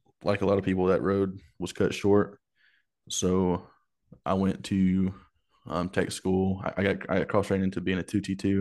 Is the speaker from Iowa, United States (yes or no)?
no; Asbury, Alabama, United States; I grew up in a small town in Alabama. It was called Asbury.